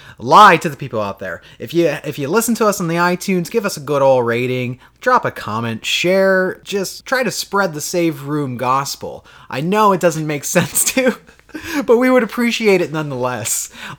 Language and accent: English; Florida, United States; now in Washington, United States; We moved from the East Coast, where we come from Florida. We moved to Washington, West Coast, if you're unaware of maps.